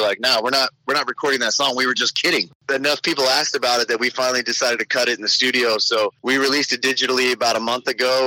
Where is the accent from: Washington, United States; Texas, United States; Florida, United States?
Texas, United States; Kingwood; I grew up in Kingwood, not too far from Conroe